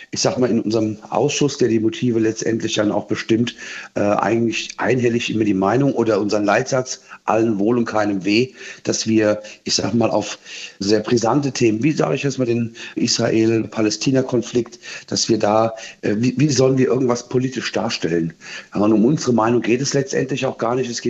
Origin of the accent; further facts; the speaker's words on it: Frankfurt, Hesse, Germany; Wir haben ja in diesem Jahr die Europameisterschaft auch in Frankfurt. Da sind wir Frankfurter stolz drauf